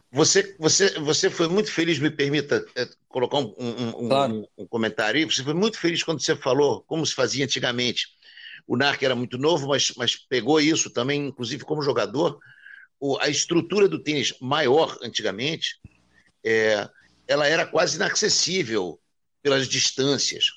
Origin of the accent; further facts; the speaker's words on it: Rio de Janeiro, Brazil; Nós que somos do Rio de Janeiro.